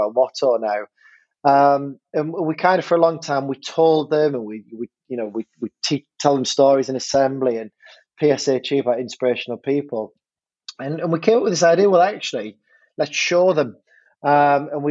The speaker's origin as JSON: {"language": "English", "town": "Hartlepool", "region": "North East England", "country": "United Kingdom", "tie": "born or raised there", "moved": "as an adult", "lives_now": "Fleetwood, United Kingdom", "said": "I grew up in Hartlepool in the northeast of England, beautiful place"}